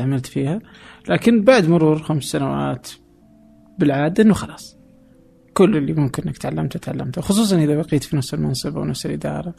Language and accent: Arabic; Saudi Arabia; عندنا في السعوديه